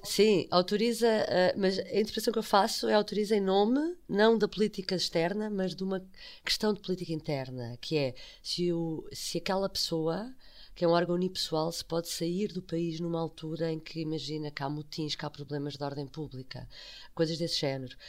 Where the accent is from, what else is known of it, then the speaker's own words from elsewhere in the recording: Portugal; eu, como portuguesa